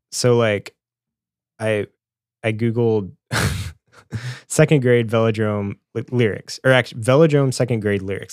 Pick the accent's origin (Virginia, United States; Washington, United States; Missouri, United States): Missouri, United States; Springfield; growing up in Springfield, Missouri, and being in high school